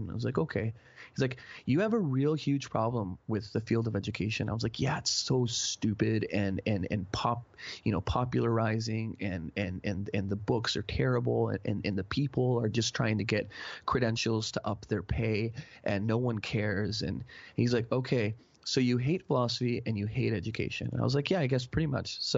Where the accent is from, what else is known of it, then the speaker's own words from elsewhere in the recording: Mexico; I grew up playing soccer in Mexico on the streets